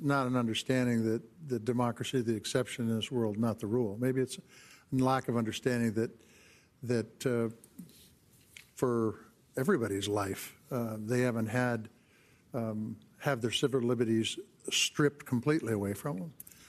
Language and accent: English; Montana, United States; I come from Montana